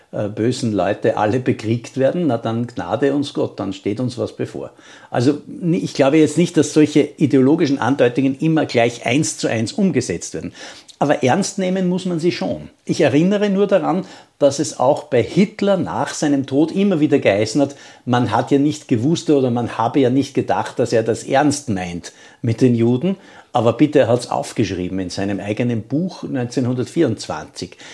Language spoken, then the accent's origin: German; Austria; das müssen wir als Österreicher anerkennen